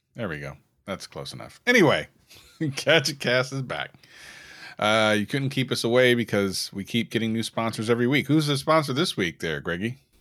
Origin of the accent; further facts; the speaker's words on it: Delaware, United States; moved away; back when I lived on the East Coast, when I was from Delaware